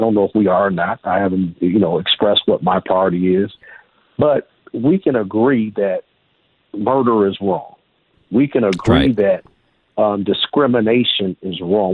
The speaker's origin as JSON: {"language": "English", "country": "United States", "said": "I'm an African American male uh, in uh, United States of America."}